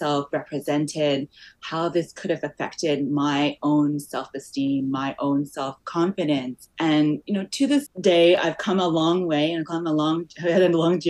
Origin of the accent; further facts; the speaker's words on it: Australia; moved away as an adult; also born or lived in Malaysia; now in Canada; I grew up in Australia